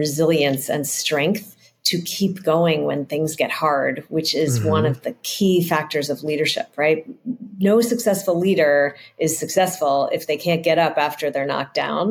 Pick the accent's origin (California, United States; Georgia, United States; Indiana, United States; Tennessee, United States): California, United States; San Francisco; I grew up in San Francisco where it's very hilly